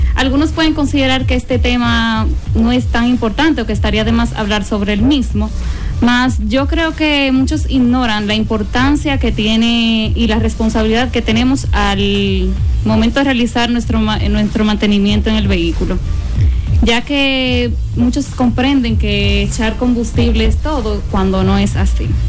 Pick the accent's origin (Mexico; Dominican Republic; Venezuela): Dominican Republic; como buen dominicano